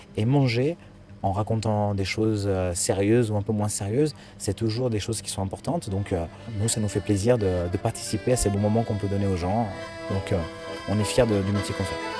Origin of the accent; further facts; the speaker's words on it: France; moi je suis nationalité italienne, parce que mon père à ma naissance m'a donné la nationalité italienne. Donc j'ai double nationalité parce que je suis né en France